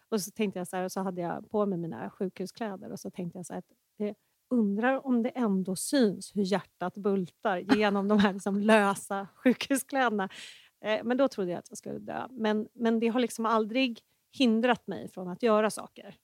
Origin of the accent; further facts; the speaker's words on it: Enebyberg, Stockholm County, Sweden; also born or lived in Danderyd / Gällivare; now in Täby, Sweden; uppväxt i Enebyberg